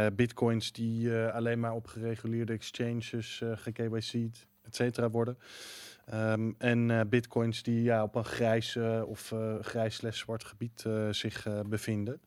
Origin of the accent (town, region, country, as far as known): Netherlands